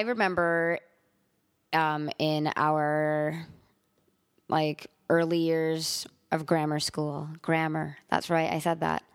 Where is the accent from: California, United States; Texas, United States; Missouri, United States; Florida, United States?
California, United States; Los Angeles; also born or lived in Montreal; I'm really from Los Angeles